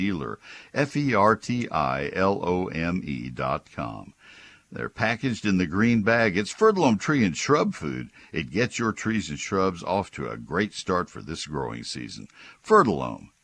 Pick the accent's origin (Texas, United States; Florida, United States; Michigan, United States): Texas, United States; College Station; I grew up in College Station, so I know the weeds of my home county